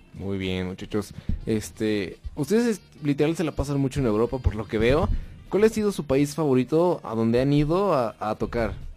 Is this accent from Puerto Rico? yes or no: no; Mexico; acá siendo mexicanos